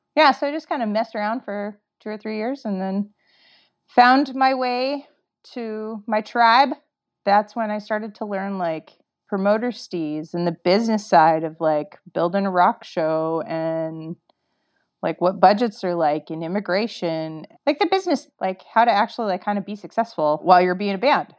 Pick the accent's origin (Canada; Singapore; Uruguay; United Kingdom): Canada; I'm from Canada